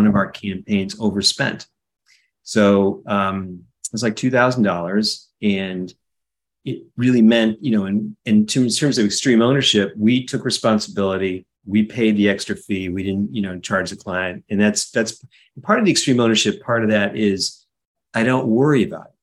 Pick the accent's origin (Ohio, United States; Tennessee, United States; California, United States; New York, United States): Ohio, United States; Cleveland; also born or lived in Winnipeg, Canada; I grew up in Cleveland, Ohio